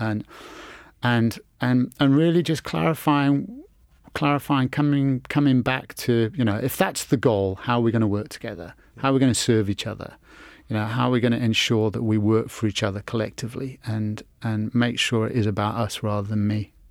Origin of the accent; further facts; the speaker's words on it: England, United Kingdom; growing up in England